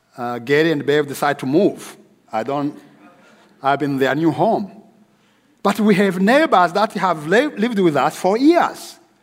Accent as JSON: {"language": "English", "country": "Rwanda", "also_born_or_lived": "Nairobi, Kenya / Dallas, United States", "moved": "as an adult", "said": "my home country of Rwanda"}